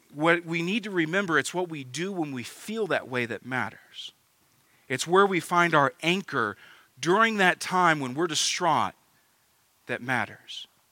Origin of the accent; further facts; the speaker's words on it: United States; as American Christians